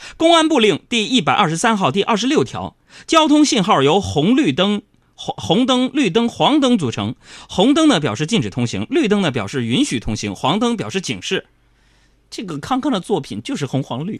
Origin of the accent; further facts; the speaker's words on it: Harbin, Heilongjiang, China; moved away; 我的老家哈尔滨，嗯。冰城哈尔滨